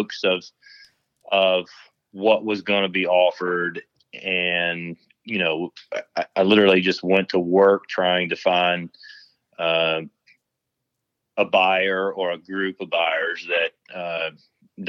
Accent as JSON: {"language": "English", "region": "Tennessee", "country": "United States", "tie": "born or raised there", "also_born_or_lived": "West Texas", "moved": "as an adult", "lives_now": "Texas, United States", "said": "I grew up in Tennessee"}